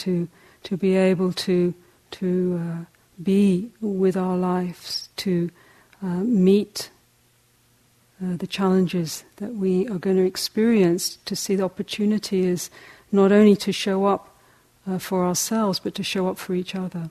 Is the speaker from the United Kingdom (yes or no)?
yes; England, United Kingdom; moved away as an adult; also born or lived in South Africa; I'm a hobbit from England.